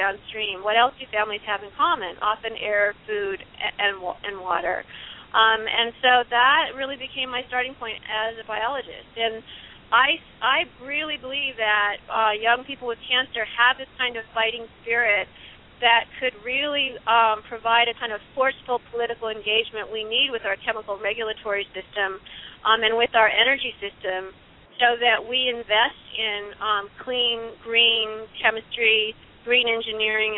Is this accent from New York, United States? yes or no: no; Illinois, United States; from my home state of Illinois